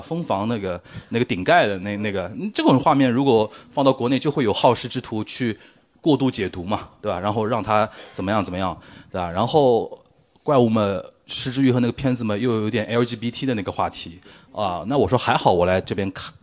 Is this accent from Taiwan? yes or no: no; Shanghai, China; 我身为一个上海人